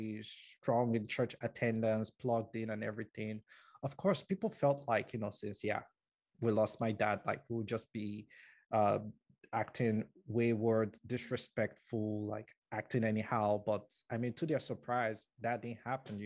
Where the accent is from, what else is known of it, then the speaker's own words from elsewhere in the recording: Nigeria; moved away as an adult; now in Canada; I was born and brought up in Nigeria